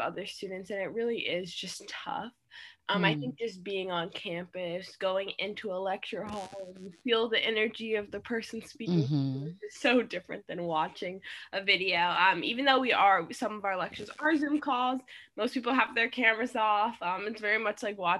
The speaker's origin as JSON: {"language": "English", "town": "Miami", "region": "Florida", "country": "United States", "also_born_or_lived": "Jersey City, New Jersey", "moved": "as an adult", "said": "I'm originally from Miami, Florida, but right now I'm in Jersey City."}